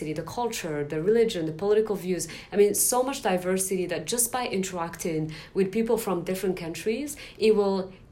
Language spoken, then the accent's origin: English; Morocco; now in San Francisco, United States; when I was growing up in Morocco